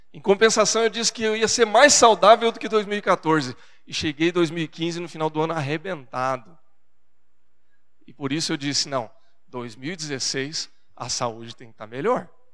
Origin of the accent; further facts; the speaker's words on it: Brazil; accent: caipira; Porque eu sou caipira do interior e na minha casa, no meu lar, a, a gente vem de uma geração de pessoas do interior